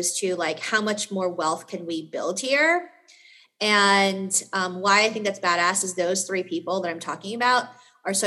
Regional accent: New York City, New York, United States; I'm from New York City

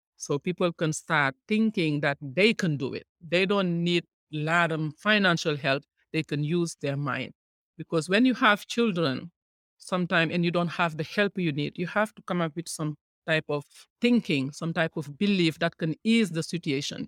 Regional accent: Senegal; moved away as an adult; now in United States; I am from Senegal, West Africa

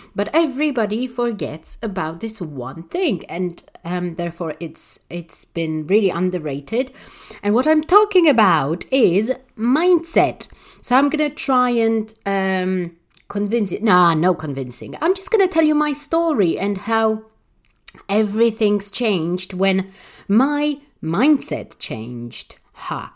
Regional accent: Warsaw, Masovian Voivodeship, Poland; I'm one of those people who grew up in a really underprivileged, uh, country, not maybe city because I, I come from Warsaw, so it's quite a big city

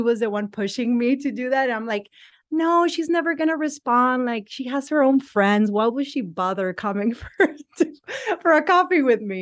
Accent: Mexico; moved away as an adult; also born or lived in San Diego, United States / Barcelona, Spain; I'm from Mexico. I'm bilingual. So I grew up in Mexico. I moved to the U.S. in 2004, approximately, to San Diego

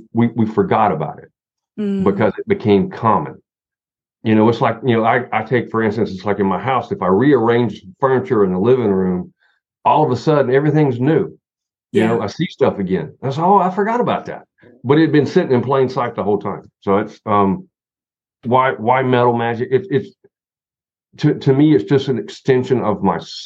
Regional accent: Southern Appalachia, Western North Carolina, United States; I'm from Southern Appalachia. I'm from Western North Carolina

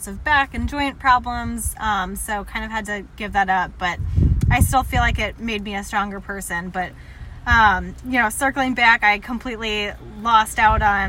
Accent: Kirkwood, Missouri, United States; I am originally from Kirkwood

